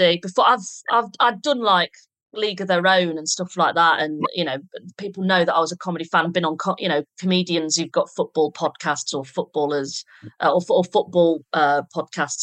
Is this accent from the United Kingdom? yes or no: yes; the north of England, United Kingdom; being a Northerner